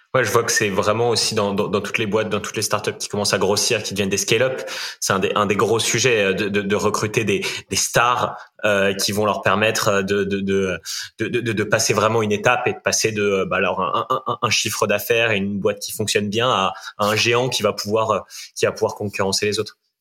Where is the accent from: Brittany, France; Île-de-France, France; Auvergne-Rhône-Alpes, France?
Brittany, France; Rennes and Saint-Malo; je suis breton. Hein. Je, je, suis breton aussi, plutôt de Rennes et de Saint-Malo